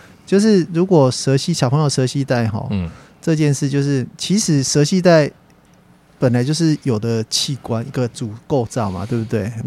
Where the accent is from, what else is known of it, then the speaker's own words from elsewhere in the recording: Taiwan; accent: Taiwanese Mandarin; 而且我讲话也就台湾国语啊，不会卷舌啊。